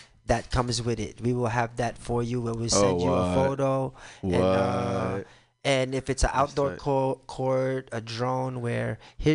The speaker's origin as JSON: {"language": "English", "town": "New York City", "region": "New York", "country": "United States", "tie": "born or raised there", "also_born_or_lived": "Brooklyn", "moved": "as an adult", "lives_now": "Philippines", "said": "I grew up in New York City"}